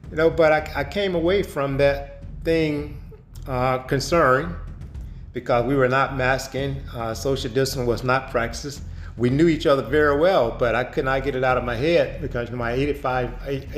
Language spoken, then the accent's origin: English; United States; moved away as an adult; now in Heidelberg, Germany; I am an American that has been living in Germany for several years.